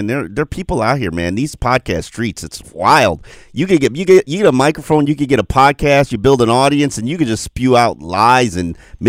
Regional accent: Miami Gardens, Florida, United States; I'm from Carroll City.

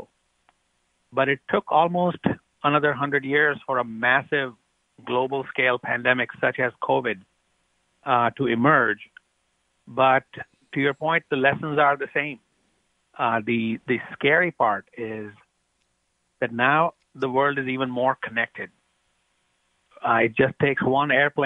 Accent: India; moved away as an adult; now in United States; I grew up in India. And I did my training in medical school also in India

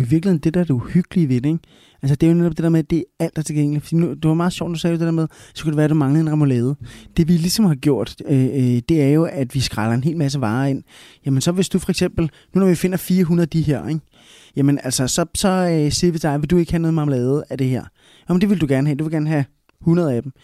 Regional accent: Smørum, Capital Region of Denmark, Denmark; accent: Copenhagen; first language Spanish; also born or lived in Bogotá, Colombia; now in Copenhagen, Denmark; jeg voksede op derude i Smørum

